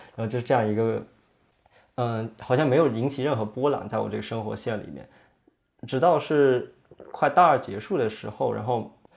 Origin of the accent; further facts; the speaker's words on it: Yunnan, China; moved away as an adult; also born or lived in United States; 我是出生在云南那边，就是一个，呃，五线城市，五线小城。然后我们那边其实没有太多这种艺术的这种氛围